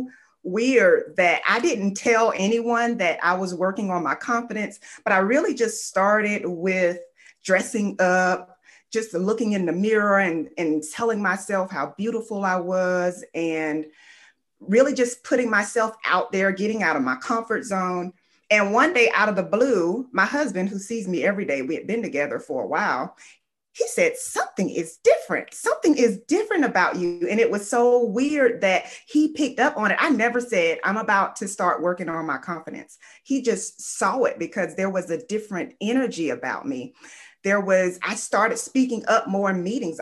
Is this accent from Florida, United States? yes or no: yes; Fort Lauderdale, Florida, United States; I'm from Fort Lauderdale, Florida. I grew up in poverty.